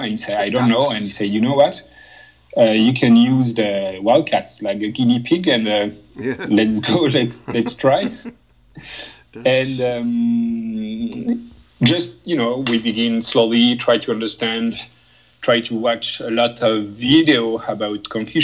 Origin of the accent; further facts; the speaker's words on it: France; English is a second language; moved away as an adult; now in Moncton, Canada; I come from France